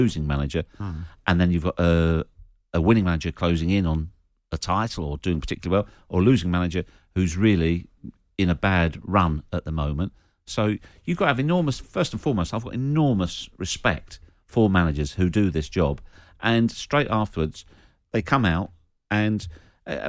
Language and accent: English; St Albans, East of England, United Kingdom; my hometown of St Albans